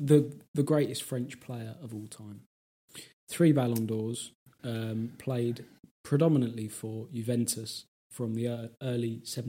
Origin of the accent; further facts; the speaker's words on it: England, United Kingdom; as an Englishman.